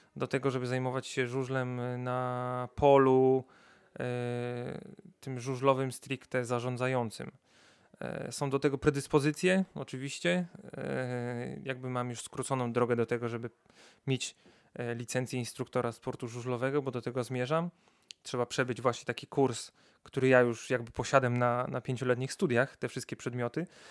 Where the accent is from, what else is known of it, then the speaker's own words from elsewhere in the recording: Wrocław, Lower Silesian Voivodeship, Poland; jestem z Wrocławia od zawsze